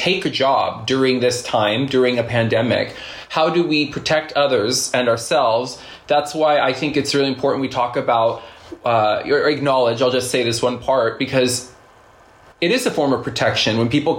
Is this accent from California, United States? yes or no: yes; California, United States; moved away; also born or lived in New York; I'm from California.